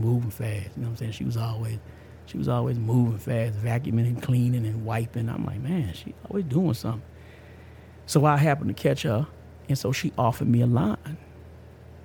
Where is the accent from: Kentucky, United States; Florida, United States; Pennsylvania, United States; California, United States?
Florida, United States; outskirts of Tampa; also born or lived in Amarillo, Texas; About at the age of 3 or 4, moved out to Florida. And because my mama, grandmama, people, they from Tampa. They from outside. They out Tampa, Florida, the outskirts in the country of Florida, right? Went out there and growed up, man.